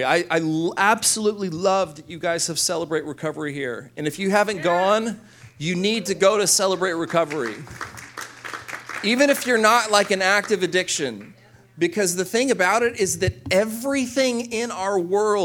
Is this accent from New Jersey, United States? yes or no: no; Corpus Christi, Texas, United States; my hometown in Corpus Christi